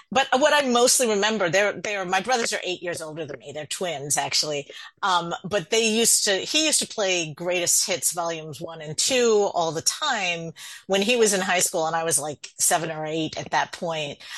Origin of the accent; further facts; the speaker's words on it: New Jersey, United States; When I was a kid growing up in Jersey, uh, anybody who was a uh, hoot or really funny or something, uh, we'd call them a riot.